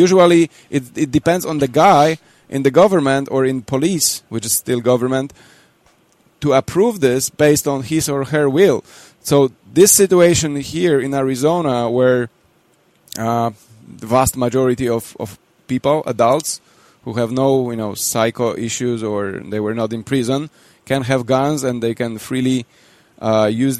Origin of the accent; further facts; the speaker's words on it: Poland; I come from Poland